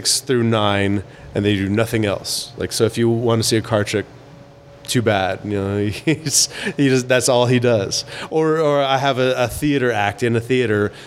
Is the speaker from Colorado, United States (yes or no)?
yes; Colorado, United States; I grew up in Colorado